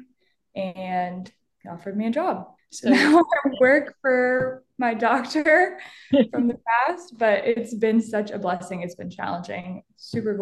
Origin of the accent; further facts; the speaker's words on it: Dallas, Texas, United States; moved away as an adult; also born or lived in Michigan; I am from Dallas, moved back after college